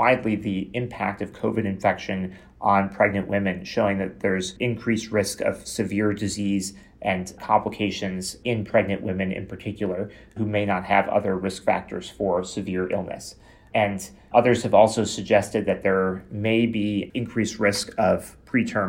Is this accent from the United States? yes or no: yes; Chicago, Illinois, United States; moved away as an adult; also born or lived in Boston, Massachusetts; now in Toronto, Canada; I'm originally from Chicago, Illinois